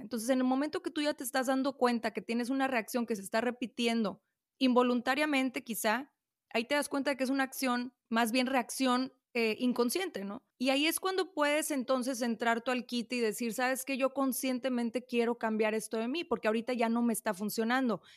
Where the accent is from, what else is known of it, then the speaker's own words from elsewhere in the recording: Monterrey, Nuevo León, Mexico; Aquí en Monterrey, yo soy de Monterrey